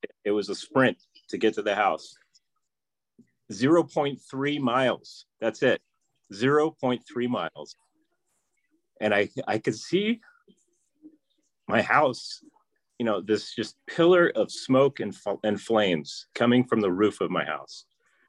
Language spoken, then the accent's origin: English; Livermore, California, United States; I'm from Livermore, California, and I'm a mechanical engineer.